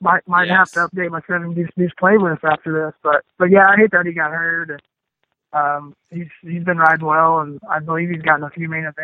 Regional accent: Texas, United States; growing up in Texas, we got a lot of black dirt

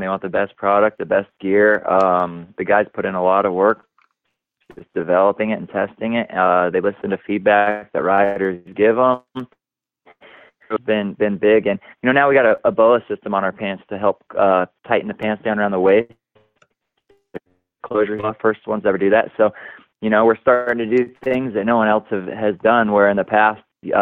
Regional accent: Boise, Idaho, United States; growing up in Boise

